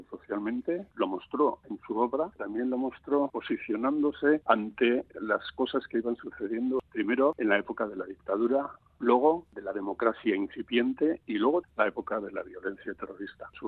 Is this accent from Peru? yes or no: no; La Rioja, Spain; Vengo de La Rioja y veníamos a, a ver el bosque de Agustín Ibarrola.